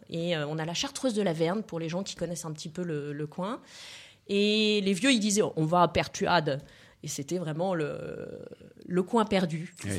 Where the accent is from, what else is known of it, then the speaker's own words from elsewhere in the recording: Lille, Hauts-de-France, France; moved away; also born or lived in Provence; je viens de, de, la région de Lille